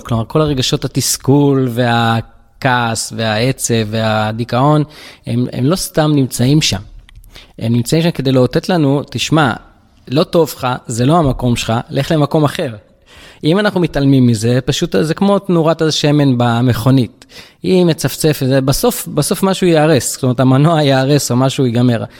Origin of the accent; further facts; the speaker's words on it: Tel Aviv-Yafo, Tel Aviv District, Israel; גדלתי ביפו ג'